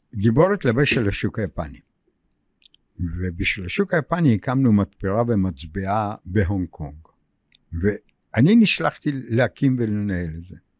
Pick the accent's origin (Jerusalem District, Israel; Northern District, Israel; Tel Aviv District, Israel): Tel Aviv District, Israel; Tel Aviv; also born or lived in Russia / Germany / England; אני גדלתי ברחוב גורדון, פינת אה, כיכר רבין